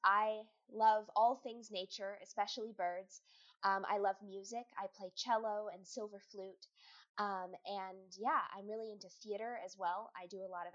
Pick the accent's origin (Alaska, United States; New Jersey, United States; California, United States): California, United States; I'm from California